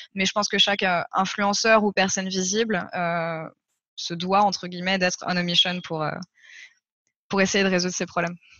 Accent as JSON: {"language": "French", "country": "France", "said": "je suis française"}